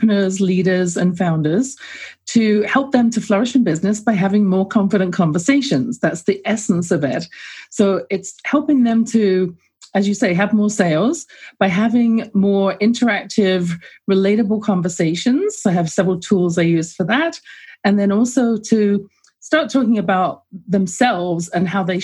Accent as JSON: {"language": "English", "region": "England", "country": "United Kingdom", "tie": "born or raised there", "moved": "yes", "lives_now": "North America", "said": "I grew up in England, as you can tell from my accent."}